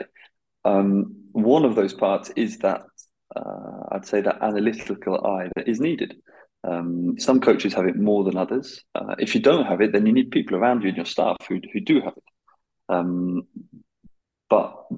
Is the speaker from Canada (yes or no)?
no; United Kingdom; now in Belgium; being British